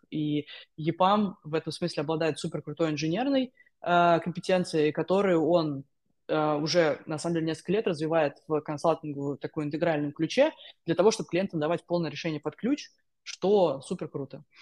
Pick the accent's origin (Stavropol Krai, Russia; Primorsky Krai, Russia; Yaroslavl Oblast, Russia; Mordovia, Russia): Mordovia, Russia; Saransk; moved away as an adult; also born or lived in Moscow / Armenia; now in London, United Kingdom; Я изначально из Саранска